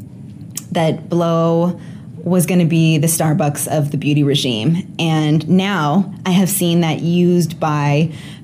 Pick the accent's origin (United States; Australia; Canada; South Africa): Canada; I'm a Canadian hanging out in Omaha today.